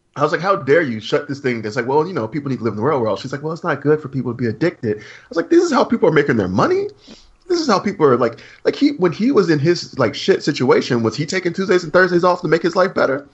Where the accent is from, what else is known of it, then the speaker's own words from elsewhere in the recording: Alabama, United States; I'm from Alabama